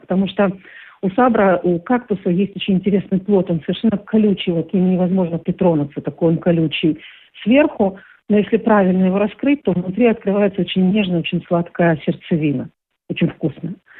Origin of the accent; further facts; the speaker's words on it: Rostov-on-Don, Rostov Oblast, Russia; moved away as an adult; now in Israel; Ростов-на-Дону очень не мой родной город, да, в котором я родилась.